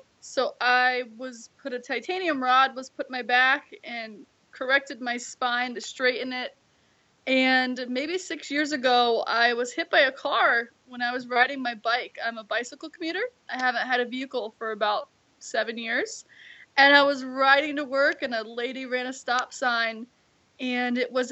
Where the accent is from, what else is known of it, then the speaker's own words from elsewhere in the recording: Kailua, Hawaii, United States; I am from Kailua, Hawaii